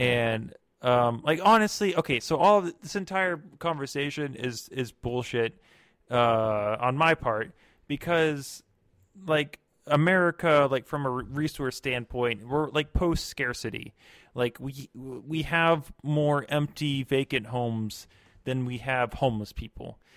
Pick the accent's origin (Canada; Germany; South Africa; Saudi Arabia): Germany; moved away; I'm from Germany.